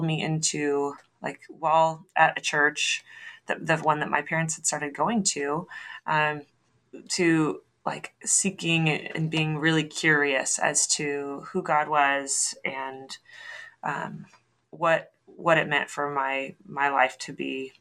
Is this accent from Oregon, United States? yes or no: yes; Oregon, United States; I hail from the West Coast. I'm from Oregon